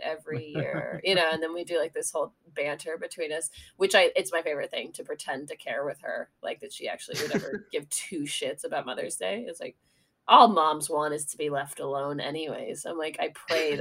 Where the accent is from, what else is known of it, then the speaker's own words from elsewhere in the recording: Sonoma, California, United States; now in Greenpoint, Brooklyn, United States; I'm from Sonoma.